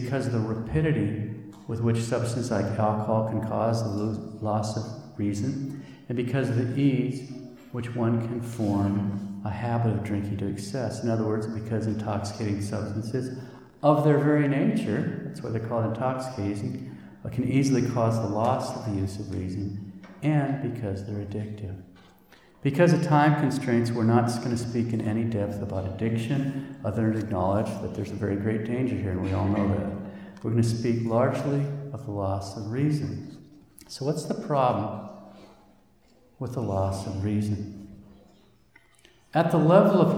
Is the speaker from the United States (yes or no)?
yes; Montana, United States; I'm from Montana